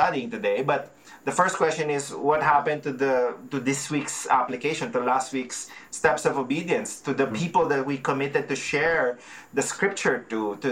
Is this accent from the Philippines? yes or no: yes; Philippines; now in Calgary, Canada; I'm a Filipino, and our culture is very relational